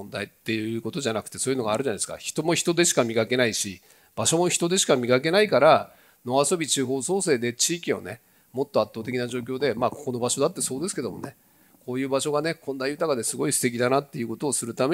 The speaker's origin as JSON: {"language": "Japanese", "area": "Tokachi", "region": "Hokkaido", "country": "Japan", "tie": "born or raised there", "said": "これは私の地元の十勝の畑ですけどね"}